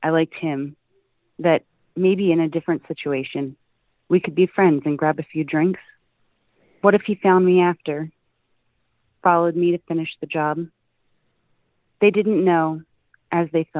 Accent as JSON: {"language": "English", "town": "Philadelphia", "region": "Pennsylvania", "country": "United States", "said": "I'm from Philadelphia"}